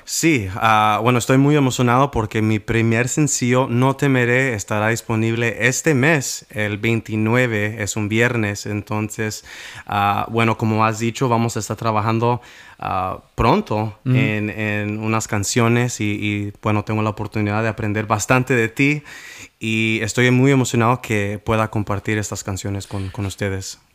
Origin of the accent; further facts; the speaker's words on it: Washington, United States; soy del estado de Washington.